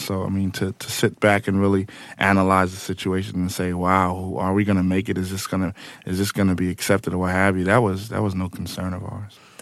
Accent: Amityville, New York, United States; Long Island and especially Amityville

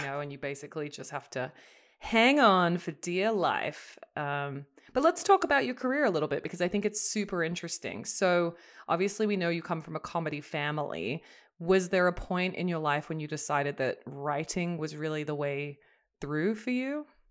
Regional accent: Australia; an Australian

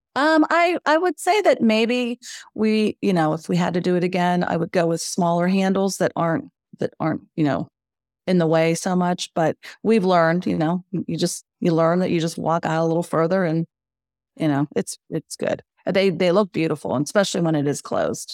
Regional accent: Western Pennsylvania, United States; moved away as an adult; now in Wilmington, United States; So we are from Western Pennsylvania, which um, tends to have long winters.

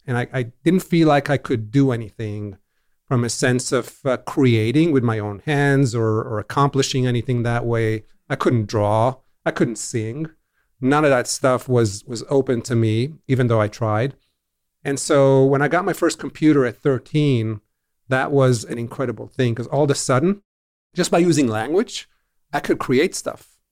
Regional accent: Israel; growing up in Israel in the seventies

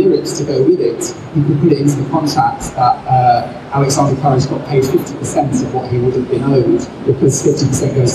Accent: England, United Kingdom; as an English person

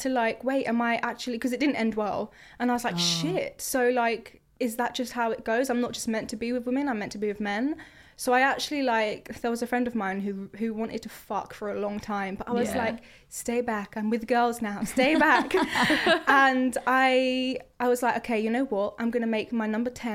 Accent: Croydon, London, United Kingdom; I'm from Croydon as well

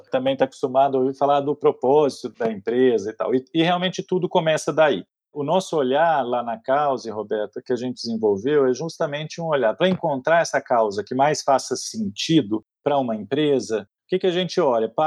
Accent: Mato Grosso, Brazil; born there; eu nasci no, no Mato Grosso, ali na virada dos 70 para os 80, e era criança ainda, tinha seis, sete anos mais ou menos

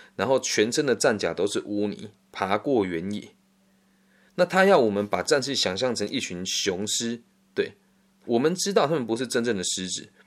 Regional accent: Erlin, Changhua County, Taiwan; also born or lived in Puyan, Changhua County; 像我的故乡，呃，补延跟二林就很多枪击要犯

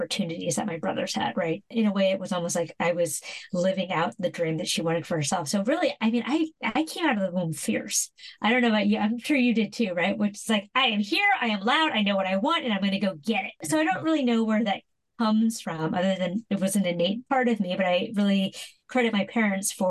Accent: San Francisco, California, United States; when you're a little Asian kid growing up in San Francisco, you know, I grew up in the 80s and 90s

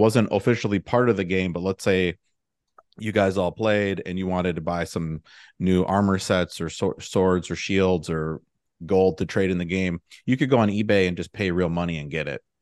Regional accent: Milwaukee, Wisconsin, United States; moved away as an adult; also born or lived in Chicago; now in Austin, United States; I'm from the Milwaukee area up in Wisconsin, and, uh, both my, both my parents were teachers there

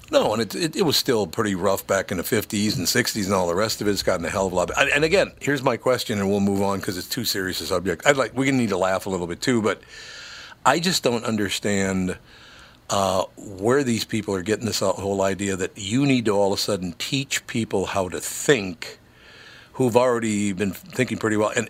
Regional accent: Minneapolis, Minnesota, United States; also born or lived in Grand Forks, North Dakota; that I grew up in North Minneapolis.

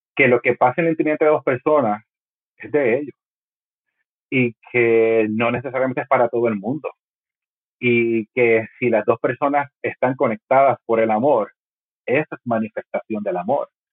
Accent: Puerto Rico; ha sido como puertorriqueño

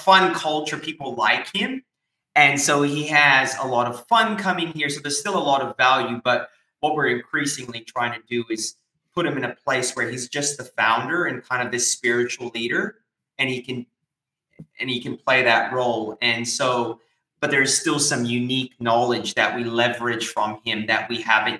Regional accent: United States; now in Australia; as an American coming here

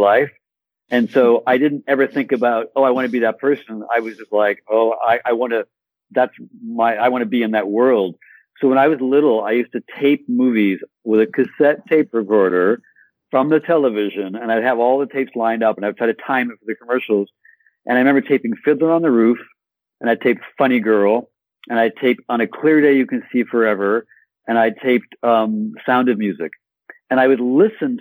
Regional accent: Southfield, Michigan, United States; moved away as an adult; now in France; I grew up in Michigan. I was very fond of Michigan. I grew up in a suburb of Detroit called Southfield

